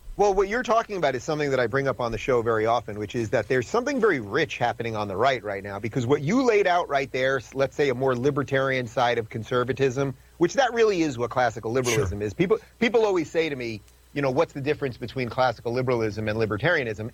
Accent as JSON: {"language": "English", "region": "New York", "country": "United States", "said": "I'm from New York"}